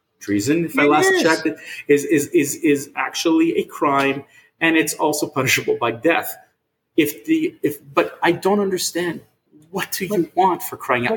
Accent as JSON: {"language": "English", "country": "Canada", "said": "as a Canadian"}